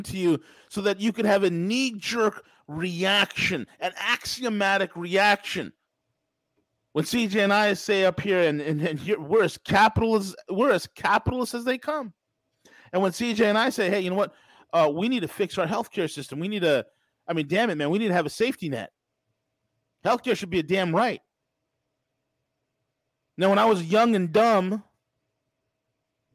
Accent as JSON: {"language": "English", "region": "New York", "country": "United States", "tie": "born or raised there", "said": "a lawyer from New York, my home state"}